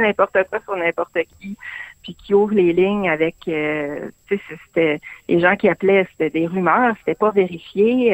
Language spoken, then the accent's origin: French; Saguenay, Quebec, Canada; moved away as an adult; je suis originaire du Saguenay